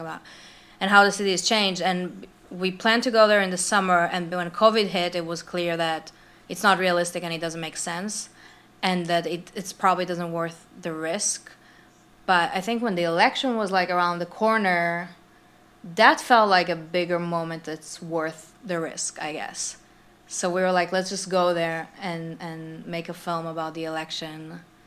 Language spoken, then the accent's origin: English; Israel; moved away; also born or lived in New York / Los Angeles; I'm from Israel